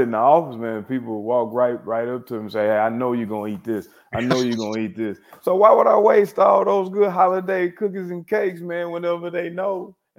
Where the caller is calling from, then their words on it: Irving, Texas, United States; Man, I am in Irving, Texas, man. I'm actually in Las Colinas, a little small suburb out here in Irving, Texas.